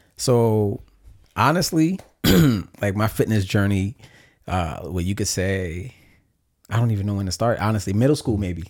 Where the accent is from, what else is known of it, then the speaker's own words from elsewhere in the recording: New York City, New York, United States; growing up in New York City can be in public school